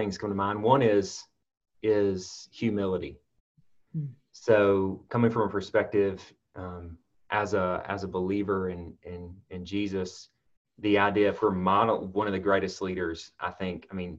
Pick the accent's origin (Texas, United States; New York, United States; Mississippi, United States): Mississippi, United States; Mississippi Delta, United States; I grew up in the Mississippi Delta, So I'm a Mississippian by birth, and you know, growing up in a cotton field in the Delta